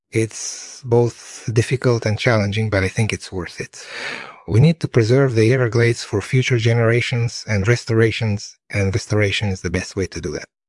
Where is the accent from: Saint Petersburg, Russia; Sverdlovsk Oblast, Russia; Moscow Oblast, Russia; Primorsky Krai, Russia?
Moscow Oblast, Russia; Moscow area; moved away; also born or lived in Lithuania; I grew up in the Moscow area and my family is originally from Lithuania